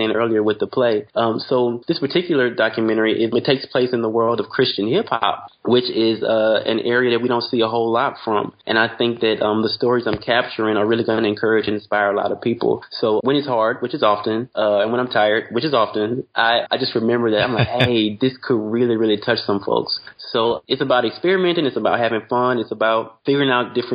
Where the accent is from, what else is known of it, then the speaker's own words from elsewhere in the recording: Louisiana, United States; I'm from Louisiana